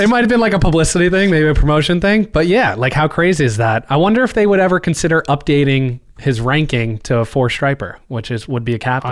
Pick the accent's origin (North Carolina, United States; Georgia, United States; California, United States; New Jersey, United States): New Jersey, United States; We're from New Jersey